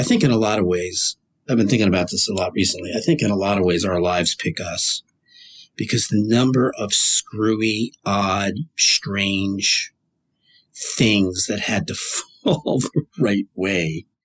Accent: New Jersey, United States; I grew up in New Jersey

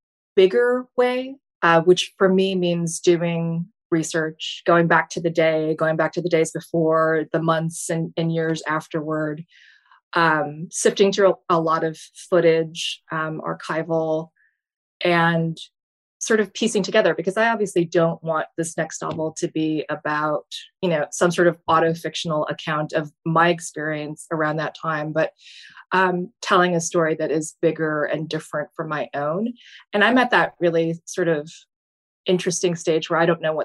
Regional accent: Fargo, North Dakota, United States; now in Baltimore, United States; my hometown, which is Fargo

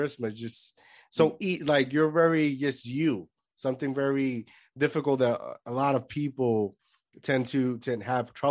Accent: Puerto Rico; I grew up in Puerto Rico

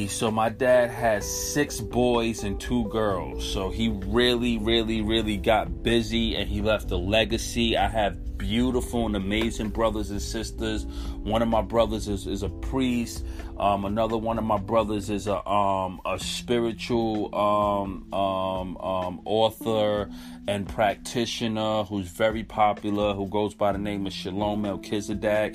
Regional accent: New York City, New York, United States; we're from Crown Heights, and we settled in 1981 in Crown Heights, Brooklyn, and lived there since. My mom still lives over there, and that's where we grew up. So I'm a Crown Heights kid.

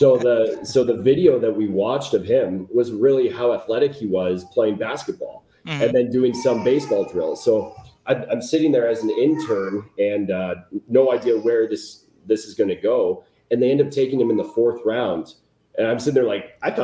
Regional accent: Chicago, Illinois, United States; moved away; growing up in Chicago

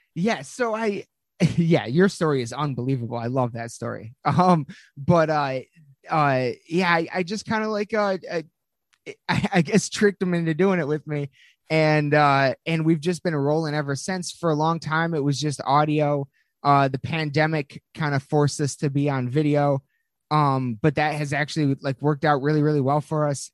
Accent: Lansing, Michigan, United States; we are from Lansing, Michigan.

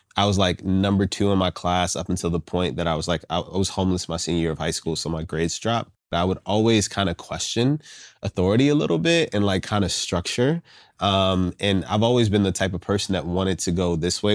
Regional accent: Richmond, Virginia, United States; I grew up in Southside Richmond, Virginia

